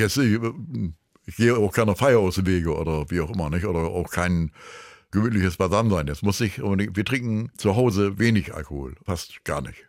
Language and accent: German; Germany; als Deutscher